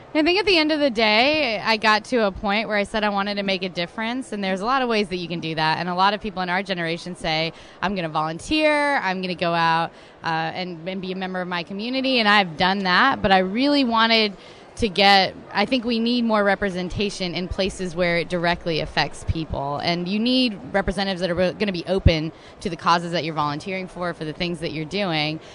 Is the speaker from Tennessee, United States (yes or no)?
yes; Chattanooga, Tennessee, United States; also born or lived in Texas / Boston / Seattle; I grew up here in Chattanooga and I was originally born in Texas, but moved here pretty early, so did all of my schooling here.